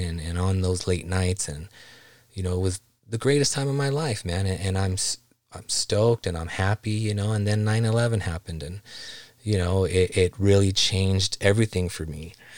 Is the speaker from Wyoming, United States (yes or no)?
no; South Gate, California, United States; I grew up in Los Angeles, Southgate, California in the nineties